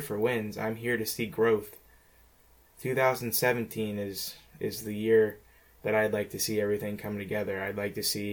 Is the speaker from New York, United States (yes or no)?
no; Ohio, United States; I'm from Ohio